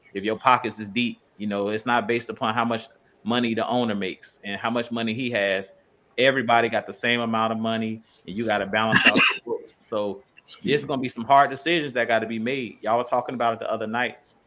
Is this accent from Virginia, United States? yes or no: yes; Virginia, United States; the same area I grew up in in Virginia